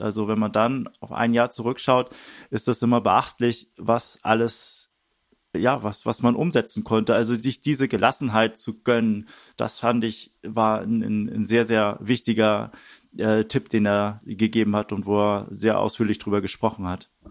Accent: Wedel, Schleswig-Holstein, Germany; moved away; also born or lived in Hamburg; Ich bin in Wedel geboren, das ist so gerade hinter der Stadtgrenze, ein bisschen nördlich von Hamburg, aber ja, Hamburg äh, auch eine äh, meine Heimat, würde ich sagen

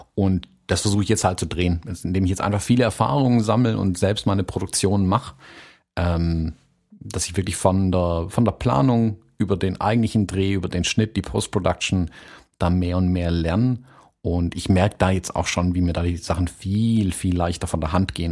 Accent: Baden-Württemberg, Germany; bei uns in Baden-Württemberg

